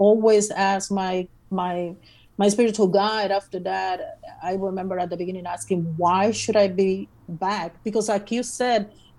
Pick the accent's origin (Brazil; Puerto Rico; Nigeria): Puerto Rico; Puerto Rico.